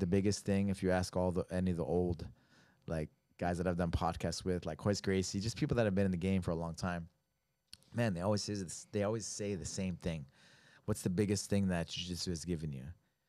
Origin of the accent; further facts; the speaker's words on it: New Mexico, United States; I mean, I was from New Mexico. I didn't know how to paddle.